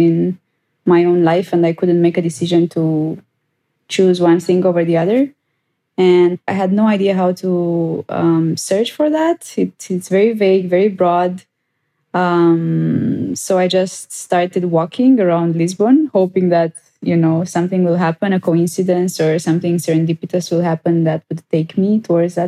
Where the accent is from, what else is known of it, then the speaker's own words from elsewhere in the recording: Romania; first language Romanian; English is a second language; I speak Romanian as well. It's my home country and my home language.